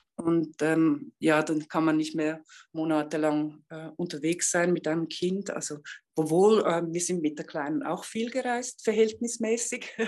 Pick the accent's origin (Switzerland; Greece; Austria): Switzerland; moved away; also born or lived in India; ich bin ja Schweizerin